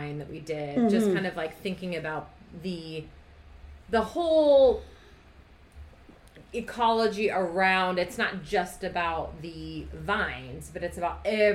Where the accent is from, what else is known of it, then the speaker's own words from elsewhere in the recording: Brazil; moved away; Growing up in Brazil, I used to literally just dip my finger in the powder and eat the powder